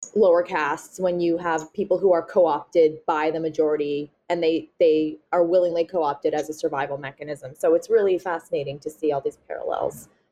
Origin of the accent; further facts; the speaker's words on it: Nova Scotia, Canada; I'm from Nova Scotia, so, you know, we're small